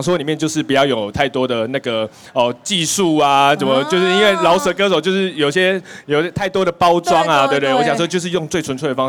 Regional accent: Taiwan; first language Taiwanese Hokkien; 因为我是用母语，我的台语来创作。

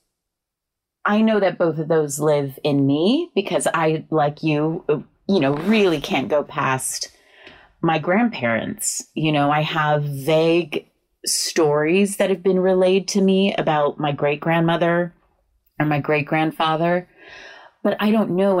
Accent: California, United States; I grew up in Cali

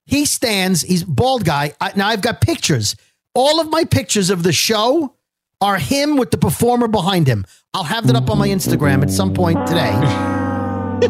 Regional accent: New York City, New York, United States; Born in Bensonhurst

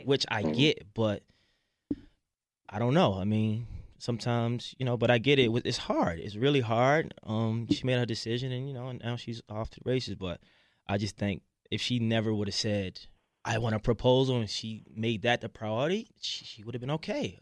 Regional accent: Baltimore, Maryland, United States; growing up in Baltimore City

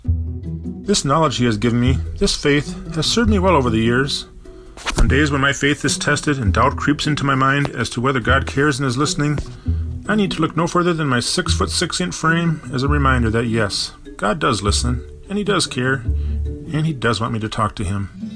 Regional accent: Bloomington, Minnesota, United States; now in Minneapolis, United States; growing up in Bloomington, Minnesota, the middle child of a cluster of eight devout Catholic kids

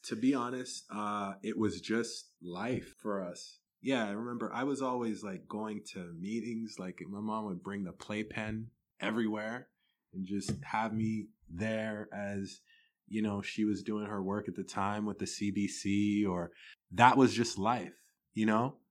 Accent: Toronto, Ontario, Canada; also born or lived in Sudbury, Ontario; I was born in Sudbury, Ontario, lived there till I was five, um, then we moved to Toronto

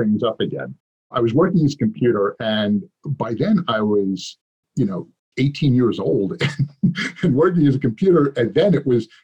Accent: New York City, New York, United States; I grew up on the streets of New York

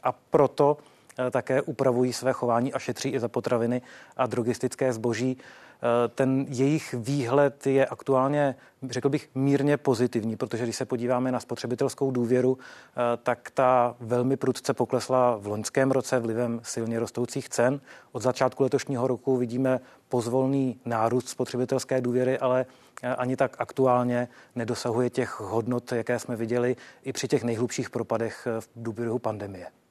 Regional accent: Czechia; jako Češi

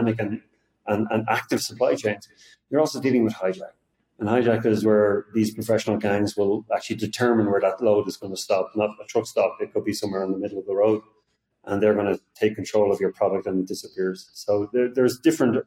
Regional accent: Ireland; moved away as an adult; now in Austin, United States; although I live in Austin, Texas, I'm not from there. I'm originally from Ireland.

